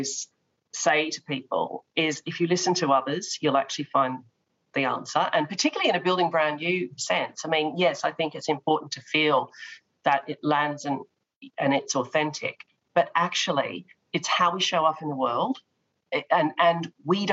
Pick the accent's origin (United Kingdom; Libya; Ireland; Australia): Australia; I come from Australia with the tall poppy syndrome